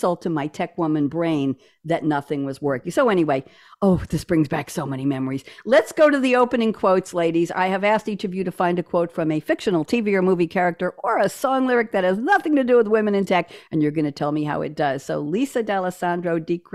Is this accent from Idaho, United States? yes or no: no; New York, United States; I'm a New Yorker